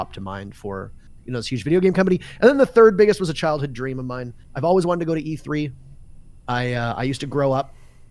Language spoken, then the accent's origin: English; Canada; as a Canadian, standing on Canadian soil